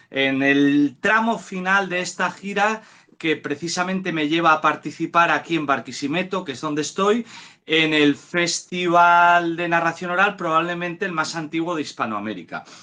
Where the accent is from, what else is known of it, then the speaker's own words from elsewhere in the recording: Asturias, Spain; Muchísimo en, en mi tierra, en Asturias, como bien dices, en Somiedo